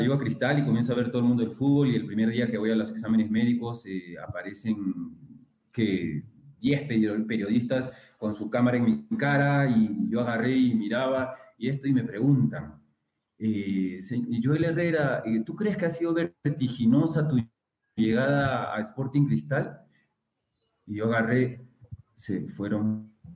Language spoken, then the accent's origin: Spanish; Lima, Peru; moved away as an adult; also born or lived in Callao; yo era del callado y que yo nací en la Victoria